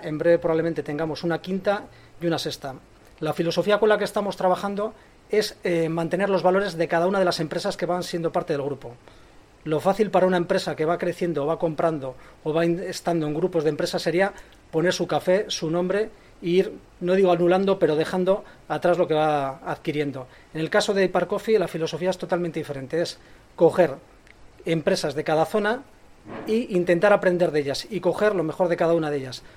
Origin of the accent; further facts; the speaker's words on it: Bilbao, Basque Country, Spain; Que soy de Bilbao, del centro